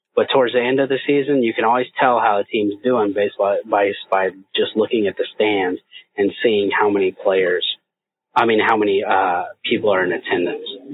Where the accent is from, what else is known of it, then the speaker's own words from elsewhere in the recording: Indiana, United States; moved away; I was from Indiana